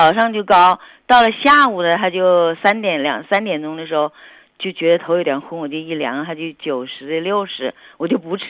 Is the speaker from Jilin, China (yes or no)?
no; Wuhan, Hubei, China; 我我是武汉的，